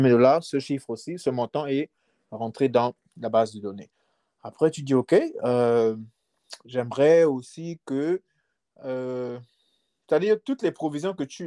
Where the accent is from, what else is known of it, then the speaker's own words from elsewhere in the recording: Libreville, Estuaire, Gabon; now in United States; je viens, je viens de Libreville. Je viens d'un quartier qu'on appelle les States Québec. Mhm. Moi, je suis, je suis un gars d'Akébé.